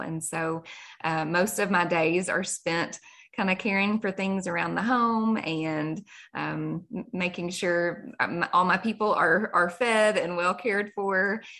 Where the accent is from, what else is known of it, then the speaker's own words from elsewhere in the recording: Kentucky, United States; accent: Kentucky; So I am a Kentucky girl, which everybody can probably hear in my accent. And I've born and raised in the same small town. And my husband and I, we've been married for 15 years and we live on a farm with no animals